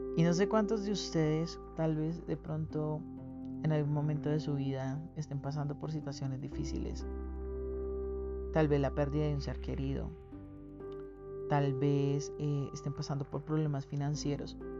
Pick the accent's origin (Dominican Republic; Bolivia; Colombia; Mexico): Colombia; como colombiano